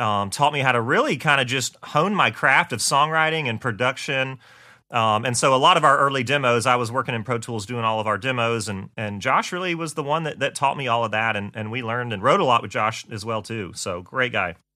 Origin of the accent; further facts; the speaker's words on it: Augusta, Georgia, United States; moved away as an adult; also born or lived in Nashville; I'm from Augusta, Georgia, uh, born and raised there